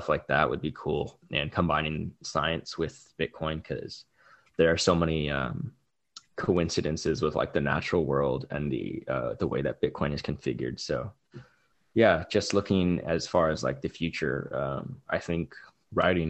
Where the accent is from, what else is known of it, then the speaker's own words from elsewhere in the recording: California, United States; growing up in California